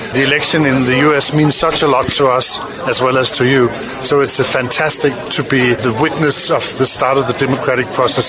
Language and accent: English; Denmark; I'm a European. I'm from Denmark.